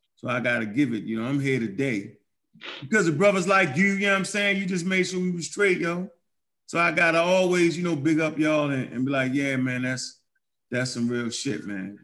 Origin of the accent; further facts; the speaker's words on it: Baltimore, Maryland, United States; I grew up in Baltimore, Maryland